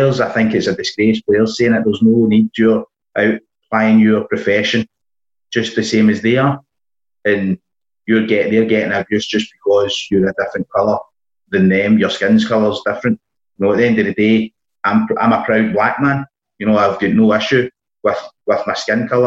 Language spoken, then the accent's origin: English; United Kingdom; growing up in Balsall Park